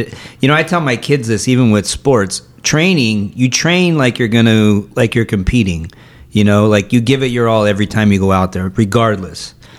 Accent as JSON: {"language": "English", "town": "Chula Vista", "region": "California", "country": "United States", "said": "I'm from Chula Vista."}